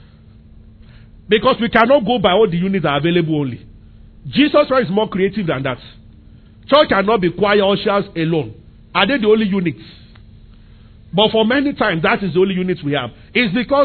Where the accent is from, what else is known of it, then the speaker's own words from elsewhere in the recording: Abeokuta, Ogun State, Nigeria; I grew up in Abeokuta in the center of the city